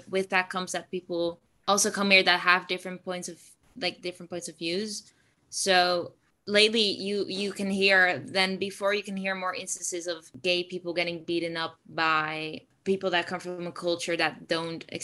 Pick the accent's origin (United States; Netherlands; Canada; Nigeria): Netherlands; Zutphen, Gelderland; English is a second language; I am uh, 17 years old and I'm from the Netherlands